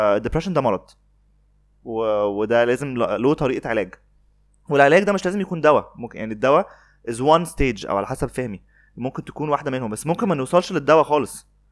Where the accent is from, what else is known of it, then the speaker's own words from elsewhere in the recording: Alexandria, Alexandria Governorate, Egypt; انا اسكندراني